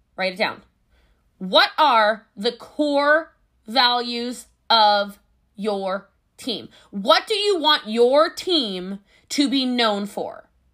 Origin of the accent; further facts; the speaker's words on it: Hawaii, United States; I'm Hawaiian